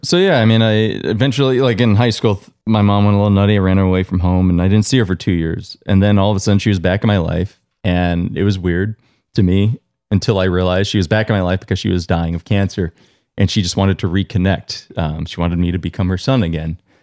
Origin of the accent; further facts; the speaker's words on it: Long Island, New York, United States; now in Vermont, United States; I was born in New York. I grew up in Long Island